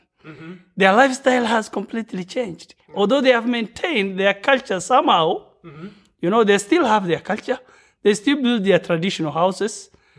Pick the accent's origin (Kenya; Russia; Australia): Kenya; Marsabit County; first language Borana; English is a second language; Borana speaker, but I'm a Gabra. Hello … from Kenya, specifically from northern part of Kenya. You know, bordering Ethiopia, Sudan, and Somalia. Yeah.